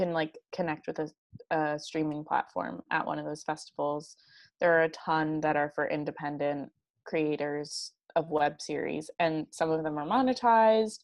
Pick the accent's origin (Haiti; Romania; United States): United States; near Princeton, New Jersey; moved away as an adult; also born or lived in New York City; I grew up in New Jersey in this very liberal town, very close to this town called Princeton